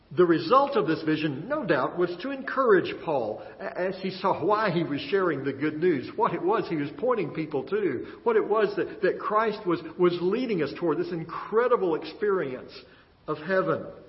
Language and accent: English; Texas, United States; growing up in Texas